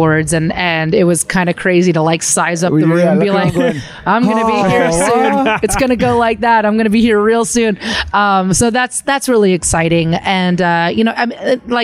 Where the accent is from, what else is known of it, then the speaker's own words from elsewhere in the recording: rural Pennsylvania, United States; I'm a dork from rural Pennsylvania. You know, I grew up like around Mennonite people and rednecks